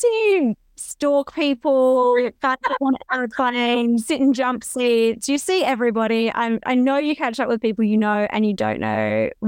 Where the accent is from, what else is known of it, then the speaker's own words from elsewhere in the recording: Queensland, Australia; It was hilarious watching him because I grew up in Queensland.